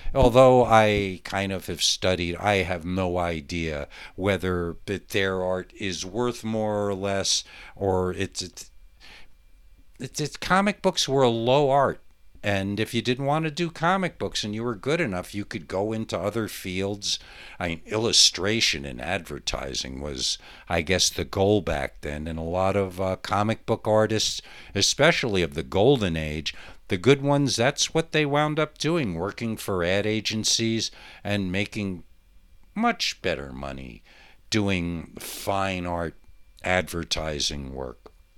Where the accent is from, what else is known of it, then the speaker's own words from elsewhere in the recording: Monticello, New York, United States; my hometown of Monticello, New York